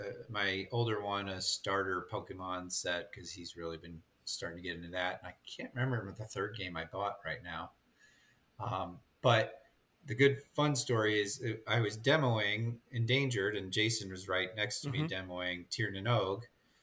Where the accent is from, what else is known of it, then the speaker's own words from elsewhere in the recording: Ireland; I'm Irish, so of course I loved the theme.